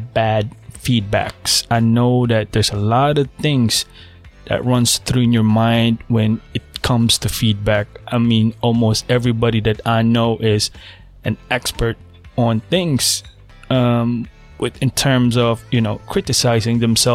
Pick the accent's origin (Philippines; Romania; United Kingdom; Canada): Philippines; now in United States; I was born in the Philippines. I spent half of my life living in the Philippines